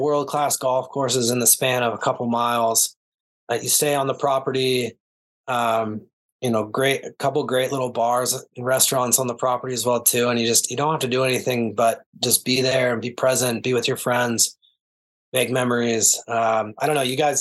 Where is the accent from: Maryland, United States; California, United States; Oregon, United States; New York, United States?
Oregon, United States; moved away; I'm from Oregon originally. A lot of my buddies are from there